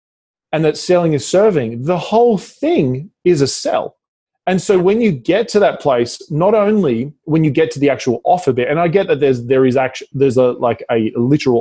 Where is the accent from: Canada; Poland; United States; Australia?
Australia; accent: Australian; my Australian accent